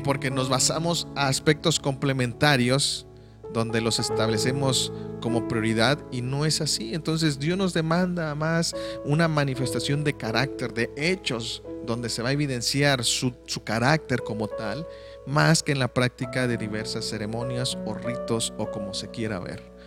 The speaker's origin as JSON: {"language": "Spanish", "country": "Mexico", "moved": "yes", "said": "yo soy de México"}